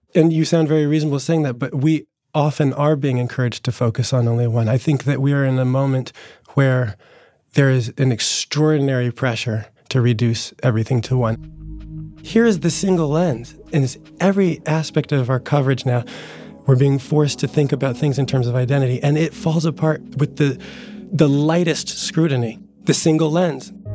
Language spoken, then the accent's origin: English; New Jersey, United States; born or raised there